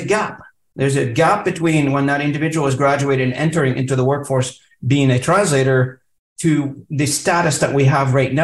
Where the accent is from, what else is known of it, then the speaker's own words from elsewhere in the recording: Lebanon; now in Canada; I'm also an immigrant to Canada. I came in, you know, in the early 90s to Canada. You know, I mean, I come from Lebanon